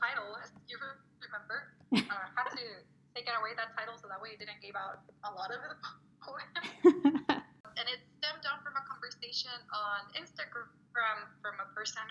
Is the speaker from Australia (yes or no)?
no; Mexico; first language Spanish; English is a second language; moved away as an adult; now in United States; I lived in Mexico from when I was born all the way to 24, I believe it was, when I moved to the United States.